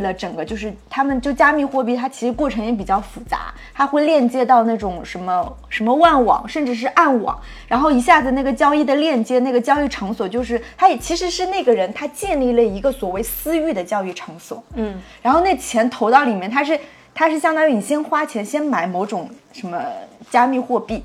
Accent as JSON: {"language": "Chinese", "town": "Nantong", "region": "Jiangsu", "country": "China", "tie": "born or raised there", "moved": "yes", "said": "我们老家南通"}